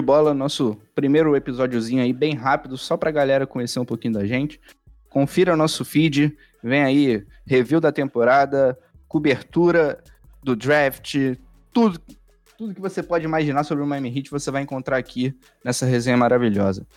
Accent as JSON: {"language": "Portuguese", "region": "Rio de Janeiro", "country": "Brazil", "accent": "carioca", "said": "tanto eu quanto o Lucas, nós somos cariocas"}